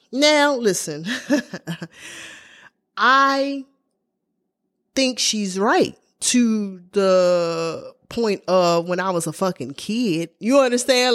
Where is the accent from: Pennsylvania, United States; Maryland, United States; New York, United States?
Maryland, United States; Baltimore; I grew up in Baltimore, Maryland